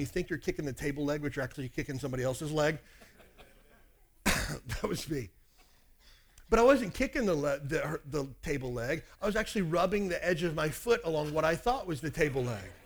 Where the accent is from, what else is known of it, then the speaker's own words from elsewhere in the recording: Kentucky, United States; I grew up in Kentucky.